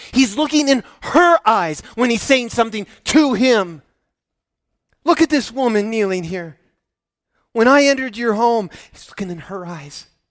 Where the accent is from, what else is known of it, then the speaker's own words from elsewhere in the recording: Midwest, United States; I'm from the Midwest